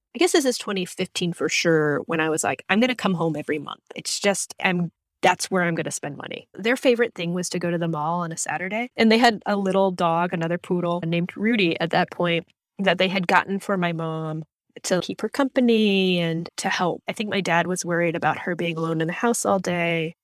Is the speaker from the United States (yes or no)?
yes; Florida, United States; growing up in Florida